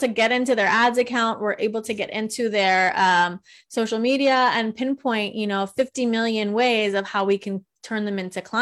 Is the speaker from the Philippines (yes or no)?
no; Italy; I'm from Italy